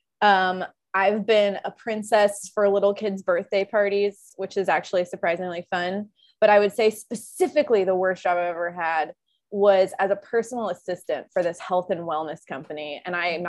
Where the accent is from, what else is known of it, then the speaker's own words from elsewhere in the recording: Lexington, Kentucky, United States; moved away as an adult; now in New York City, United States; I'm from Lexington, Kentucky, born and raised